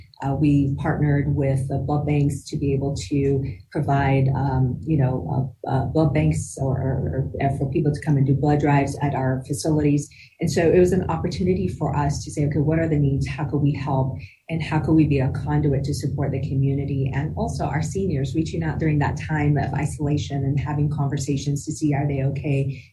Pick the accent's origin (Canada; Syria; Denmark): Syria; Damascus, Damascus Governorate; also born or lived in Denver, United States; now in United States; You know, while I was born here in Denver, Colorado, I actually grew up in the Middle East in Damascus, Syria for many years and came back to the U.S.